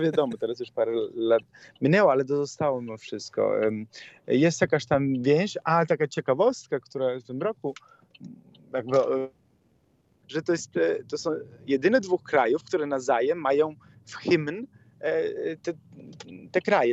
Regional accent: Italy; Polish is a second language; moved away as an adult; now in Poland; Jako Włoch

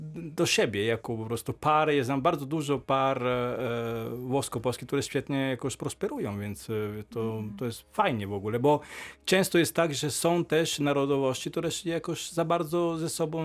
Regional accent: Emilia-Romagna, Italy; Polish is a second language; moved away as an adult; now in Poland; Ja jestem po prostu z regionu Emilia-Romagna, stolica jest Bologna

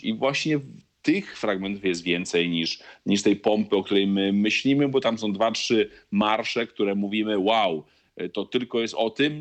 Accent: Poland; accent: Polish; moved away as an adult; also born or lived in Italy / Bologna / Milan / Wrocław; now in Buenos Aires, Argentina; nie straciłem akcentu polskiego na tyle po 15 latach

